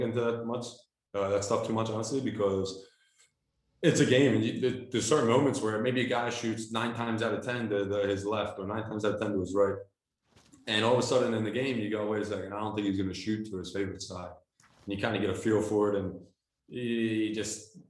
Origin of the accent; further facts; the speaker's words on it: Philadelphia, Pennsylvania, United States; now in Los Angeles, United States; I'm from Philly.